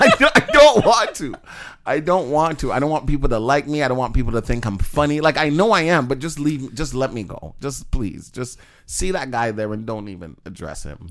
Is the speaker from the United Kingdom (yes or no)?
no; Jamaica; moved away; Jamaica. I was born there. My mom's from there. I'm Jamaican.